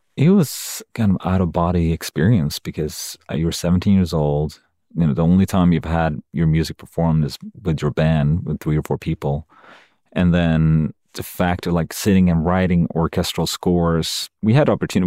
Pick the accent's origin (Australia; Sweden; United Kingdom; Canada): Sweden; moved away as an adult; now in United States; when I'm in Sweden, my home country